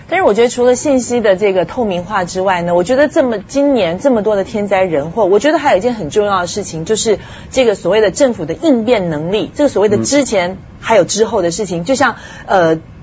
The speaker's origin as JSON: {"language": "Chinese", "country": "Taiwan", "tie": "born or raised there", "moved": "yes", "said": "我从小在台湾长大哦"}